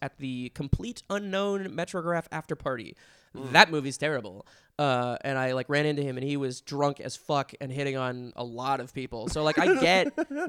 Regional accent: Pennsylvania, United States; I grew up in Pennsylvania

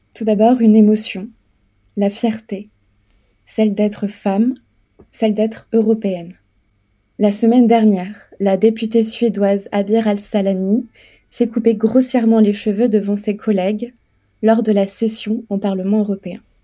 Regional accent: France; je suis une femme européenne, mais je suis française

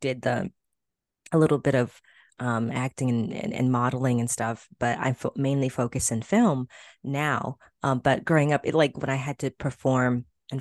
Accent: Florida, United States; I'm from Florida. I grew up in Florida

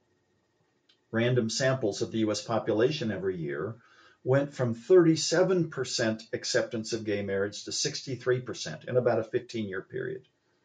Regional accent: Columbus, Ohio, United States; when I was a boy growing up in Columbus, Ohio

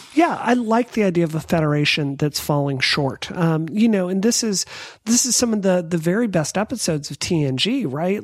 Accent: Mississippi, United States; I grew up in Mississippi.

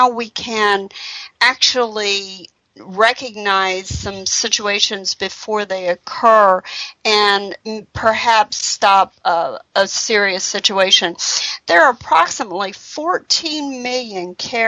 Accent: North Carolina, United States; I'm from North Carolina

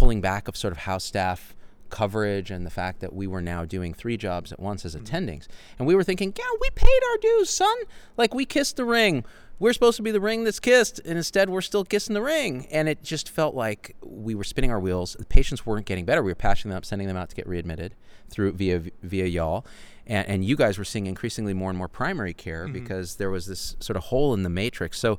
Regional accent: Clovis, California, United States; I grew up in Clovis, California

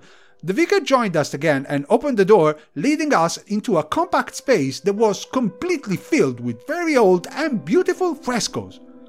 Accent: Tuscany, Italy; I'm from Tuscany.

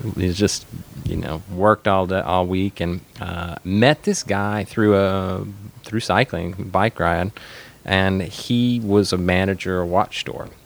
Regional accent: Arkansas, United States; moved away; also born or lived in northern Louisiana; was born in northern Louisiana, grew up in Arkansas

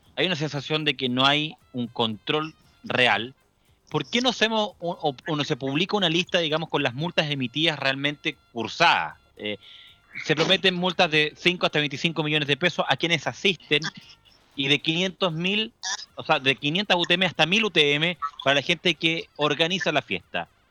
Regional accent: Chile; cómo somos nosotros los chilenos

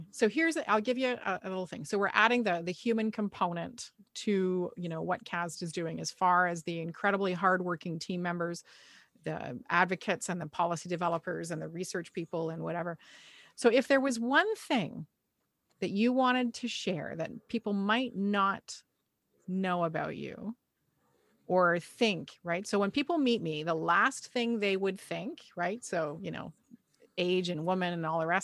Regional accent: Montreal, Quebec, Canada; I'm born in Montreal.

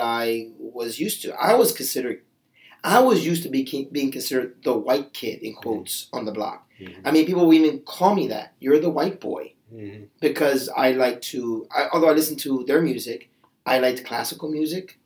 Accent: Camden, New Jersey, United States; also born or lived in Bridgeton, New Jersey; I was born and raised in Camden, New Jersey

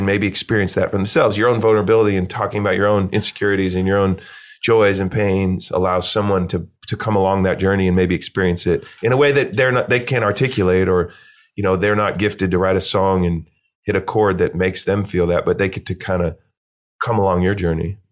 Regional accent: Eugene, Oregon, United States; I grew up in Eugene, Oregon, small, kinda cool hippie college town

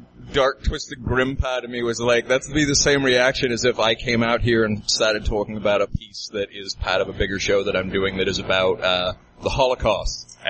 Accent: New Zealand; Yeah, I grew up in New Zealand

